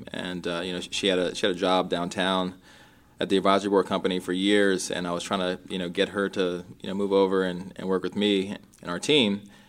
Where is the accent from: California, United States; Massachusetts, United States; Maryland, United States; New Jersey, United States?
Maryland, United States; Rockville; also born or lived in Minneapolis, Minnesota; I grew up in Rockville, Maryland. We, you know, moved to the East Coast. I was actually born in Minnesota. A lot of folks don't know that, and in Minneapolis, and moved to the East Coast when I was about 2 years old